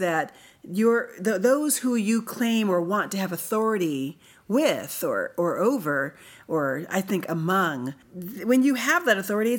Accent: United States; I relate as an American, as someone from the United States of America

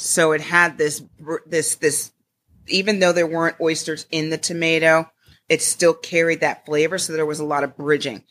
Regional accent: Connecticut, United States; now in Glynn County, Georgia, United States; I was raised in Connecticut

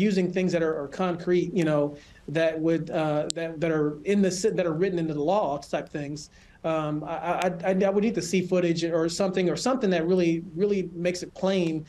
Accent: Los Angeles, California, United States; moved away as an adult; also born or lived in Colorado Springs, Colorado; now in Michigan, United States; I grew up in California, and I spent the majority of my life there

